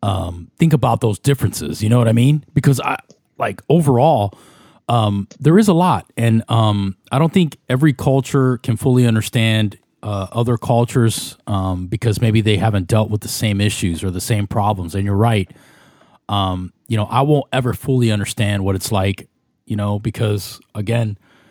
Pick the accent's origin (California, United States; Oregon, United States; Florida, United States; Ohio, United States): Florida, United States; Tampa; But being in Tampa, which, has a very large Hispanic community, it made it a lot easier.